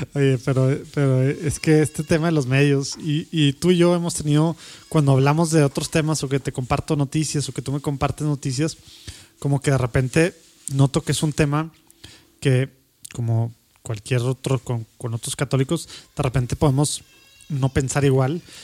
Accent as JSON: {"language": "Spanish", "country": "Mexico", "said": "en México tenemos"}